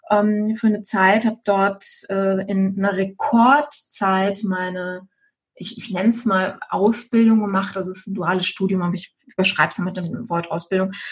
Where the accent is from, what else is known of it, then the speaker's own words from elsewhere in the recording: Düsseldorf, North Rhine-Westphalia, Germany; ich bin halt ein Stadtkind. Ich bin in Düsseldorf geboren, ich bin mitten in der Stadt aufgewachsen